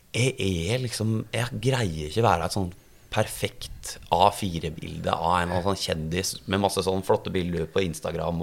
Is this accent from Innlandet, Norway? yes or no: yes; Gjøvik, Innlandet, Norway; moved away; also born or lived in Oslo; når jeg er ned fra Gjøvik